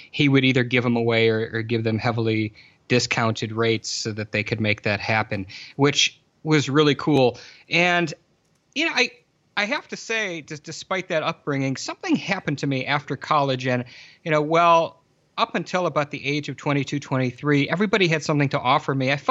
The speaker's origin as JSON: {"language": "English", "region": "Michigan", "country": "United States", "tie": "born or raised there", "said": "I grew up in Southeast Lower Michigan"}